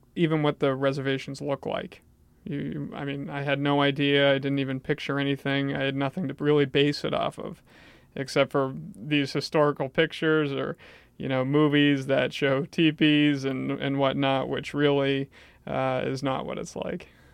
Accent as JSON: {"language": "English", "town": "Portland", "region": "Maine", "country": "United States", "tie": "born or raised there", "also_born_or_lived": "Bangor, Maine", "said": "was taken to Southern Maine and grew up in this area."}